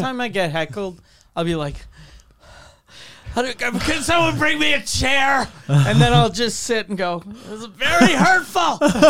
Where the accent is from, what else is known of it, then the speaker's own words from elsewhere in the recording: Canada; we're Canadian.